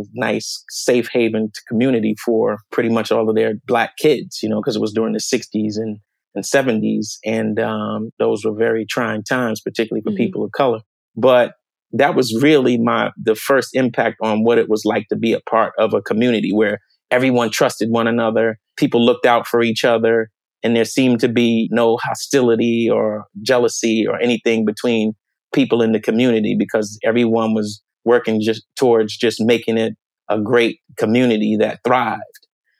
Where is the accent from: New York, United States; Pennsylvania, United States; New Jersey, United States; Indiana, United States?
New Jersey, United States; Paterson; also born or lived in Washington, D.C. / Clinton, Maryland; I grew up in Paterson, New Jersey. I was actually born in Washington, D.C. and lived in Clinton, Maryland until I was about 5 years old.